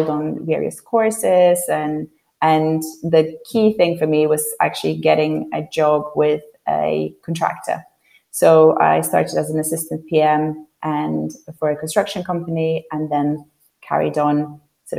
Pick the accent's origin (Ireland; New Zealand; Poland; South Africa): Poland; English is a second language; moved away as an adult; now in London, United Kingdom; I'm originally from Poland, and when I moved to London when I was 18